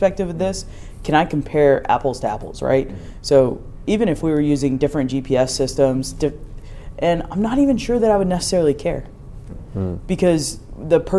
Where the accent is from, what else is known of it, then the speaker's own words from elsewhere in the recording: North Carolina, United States; moved away; I'm from North Carolina